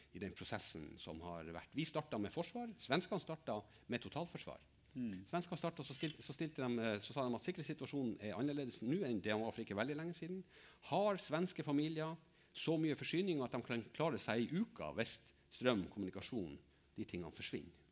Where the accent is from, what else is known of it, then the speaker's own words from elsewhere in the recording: Finnmark, Norway; jeg kommer fra Finnmark